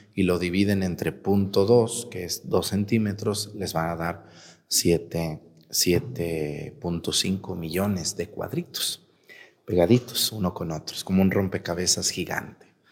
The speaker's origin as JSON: {"language": "Spanish", "town": "Mexticacán", "region": "Jalisco", "country": "Mexico", "said": "mi pueblo es Mesticacán"}